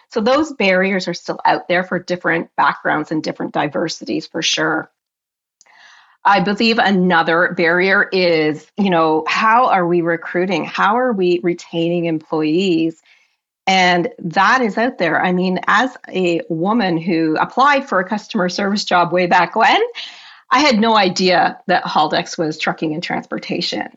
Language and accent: English; Canada; I am Canadian, true and true